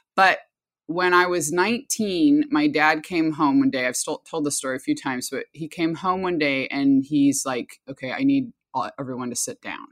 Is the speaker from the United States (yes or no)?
yes; Anchorage, Alaska, United States; also born or lived in Bristol Bay, Alaska; now in Sonoma, United States; I was born and raised in Alaska in a multi-generational indigenous family